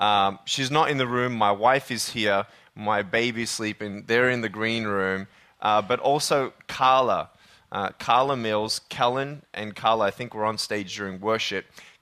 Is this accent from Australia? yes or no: yes; Australia; And I'm originally from Australia. I was born and raised there.